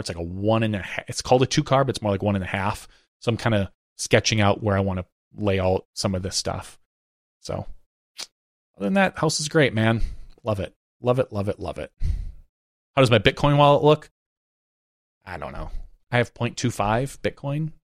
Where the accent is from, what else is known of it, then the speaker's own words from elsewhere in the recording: Fox Cities, Wisconsin, United States; I grew up up in the Fox Cities, which is kind of part of Kakana